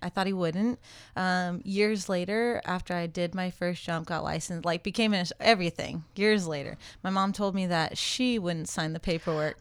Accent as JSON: {"language": "English", "region": "California", "country": "United States", "tie": "born or raised there", "said": "I grew up in California"}